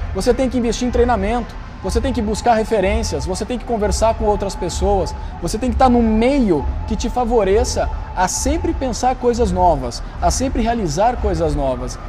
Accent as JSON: {"language": "Portuguese", "town": "Campinas", "region": "São Paulo", "country": "Brazil", "moved": "yes", "lives_now": "São Paulo, Brazil", "said": "Eu sou de Campinas, mas moro em São Paulo hoje."}